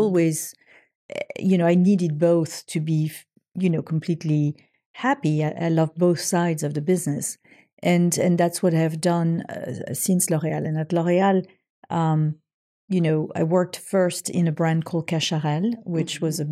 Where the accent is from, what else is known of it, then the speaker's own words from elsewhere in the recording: French Riviera, Provence-Alpes-Côte d'Azur, France; moved away; my hometown